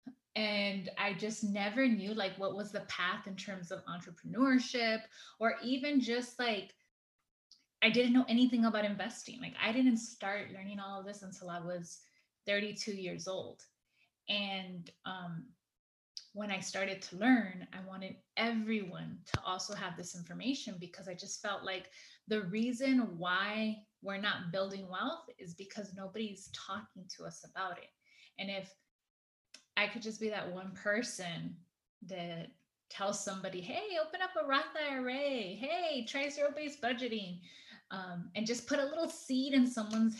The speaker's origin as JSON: {"language": "English", "town": "Los Angeles", "region": "California", "country": "United States", "tie": "born or raised there", "said": "I grew up in Echo Park"}